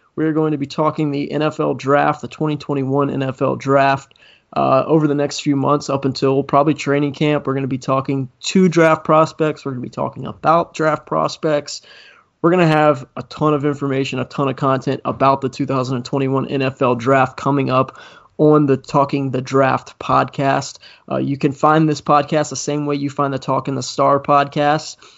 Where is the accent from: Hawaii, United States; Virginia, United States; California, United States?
Virginia, United States; Richmond; I'm from Richmond.